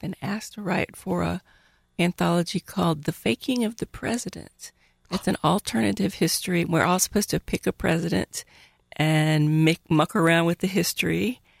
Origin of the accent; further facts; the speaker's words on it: Mississippi, United States; now in Oklahoma, United States; I grew up in Mississippi.